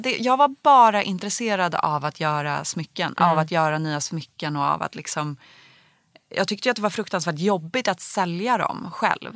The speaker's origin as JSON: {"language": "Swedish", "town": "Stockholm", "region": "Stockholm County", "country": "Sweden", "tie": "born or raised there", "said": "jag växte upp i Bromma"}